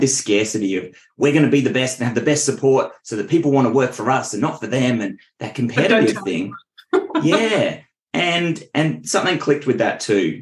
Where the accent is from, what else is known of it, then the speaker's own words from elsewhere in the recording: Richmond, Australia; moved away as an adult; now in Central Coast, Australia; I grew up in Richmond, which is nowhere near the beach.